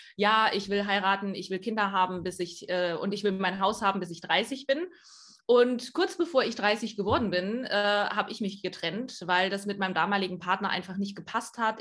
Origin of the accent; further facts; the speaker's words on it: East Germany, Germany; ich bin äh, in, in Ostdeutschland groß geworden